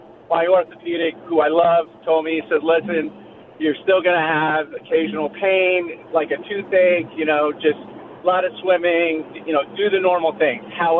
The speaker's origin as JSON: {"language": "English", "town": "Cold Spring", "region": "New York", "country": "United States", "tie": "born or raised there", "said": "Cold Spring, New York."}